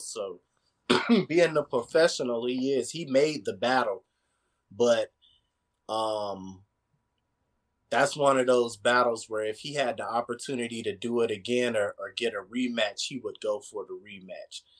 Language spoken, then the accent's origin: English; Tampa, Florida, United States; I'm from Tampa, I'm not from the area